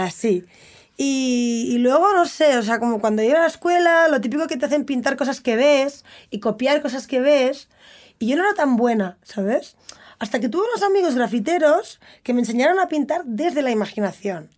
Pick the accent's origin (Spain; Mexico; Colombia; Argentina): Spain; Barcelona, Catalonia; Yo crecí en Barcelona.